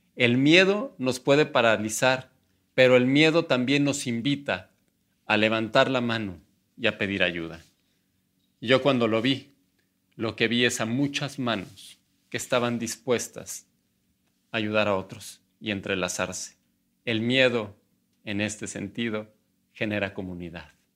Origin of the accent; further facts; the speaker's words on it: Mexico; como muchos mexicanos